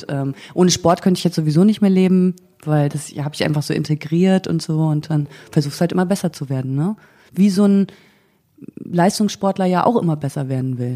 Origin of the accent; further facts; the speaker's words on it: East Germany, Germany; ich also bin Ossi.